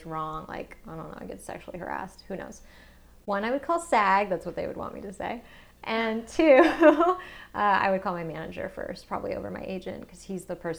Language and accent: English; the South, Georgia, United States; moved away; growing up in the South